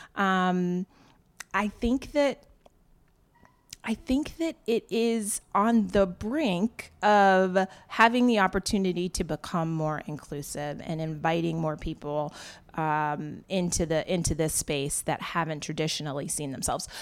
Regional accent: Wellesley, Massachusetts, United States; I grew up in an all-white town. I grew up in Wellesley, Massachusetts.

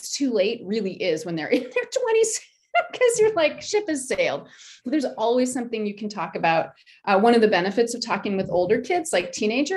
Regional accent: United States; I'm American

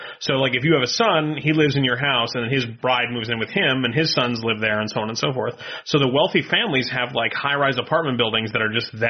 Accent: Maine, United States; I am from Maine.

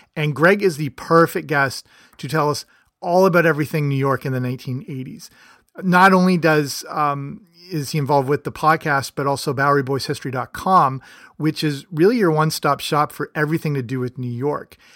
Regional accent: Canada; I'm Canadian

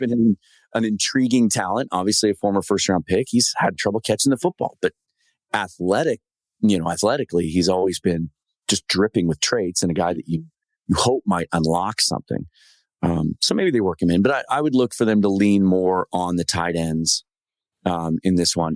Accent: Pacific Northwest, United States; growing up in the Pacific Northwest

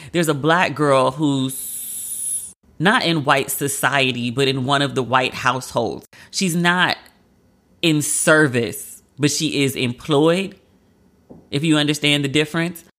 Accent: United States; as a Black American

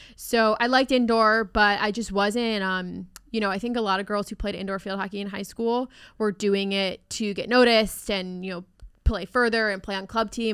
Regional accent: Maryland, United States; I'm from Maryland

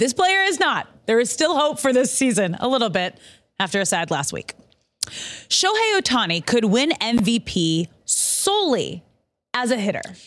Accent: Manhattan Beach, California, United States; I grew up in Manhattan Beach

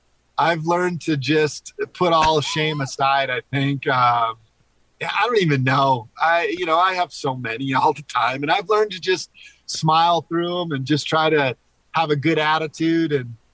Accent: Hawaii, United States; also born or lived in Philippines / Panama; I love the beach. I was born and raised in Hawaii, Philippines, Panama.

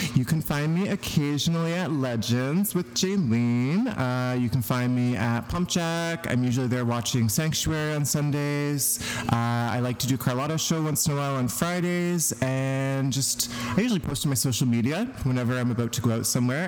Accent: a small town outside of Truro, Nova Scotia, Canada; moved away as an adult; also born or lived in Whitehorse, Yukon; now in Vancouver, Canada; I'm from Nova Scotia

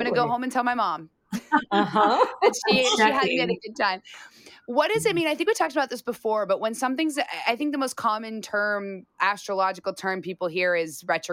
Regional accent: Arizona, United States; And I'm from Arizona

